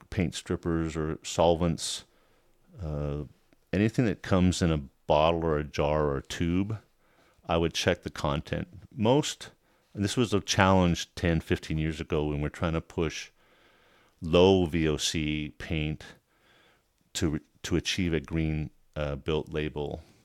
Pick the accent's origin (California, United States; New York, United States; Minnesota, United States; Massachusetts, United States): California, United States; a small town south of Los Angeles; When I grew up in California, in Los Angeles, a small town south of Los Angeles.